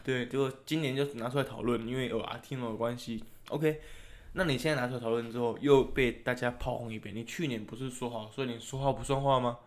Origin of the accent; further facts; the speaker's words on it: Taiwan; 我们台湾人